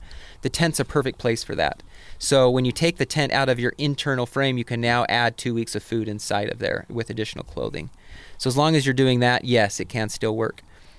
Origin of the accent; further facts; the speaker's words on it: Portland, Oregon, United States; But growing up in Portland where it rains the entire time, I just want extra safety.